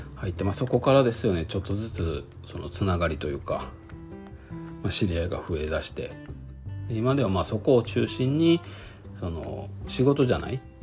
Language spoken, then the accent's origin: Japanese; Japan; moved away as an adult; also born or lived in Kyoto Prefecture / Shiga Prefecture; now in Okazaki, Japan; 生まれ育ったね京都とか滋賀県だと